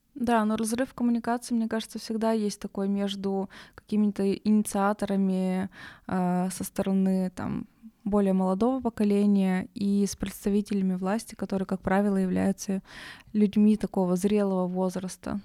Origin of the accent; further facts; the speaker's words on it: Nizhny Tagil, Sverdlovsk Oblast, Russia; now in Yekaterinburg, Russia; я просто родом из Тагила